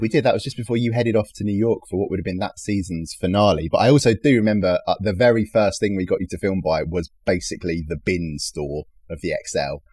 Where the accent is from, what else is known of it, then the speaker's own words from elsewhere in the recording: London, United Kingdom; I was born and raised in East London